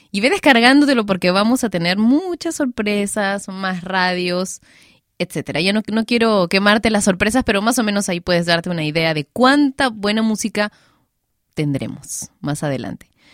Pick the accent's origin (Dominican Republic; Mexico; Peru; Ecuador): Peru